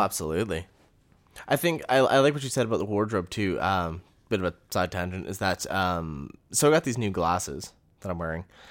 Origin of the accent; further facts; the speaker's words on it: Canada; We're from Canada.